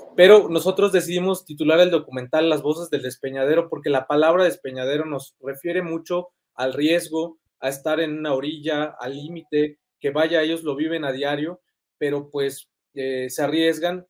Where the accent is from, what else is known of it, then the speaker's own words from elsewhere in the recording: Yucatán, Mexico; yo soy originario de Yucatán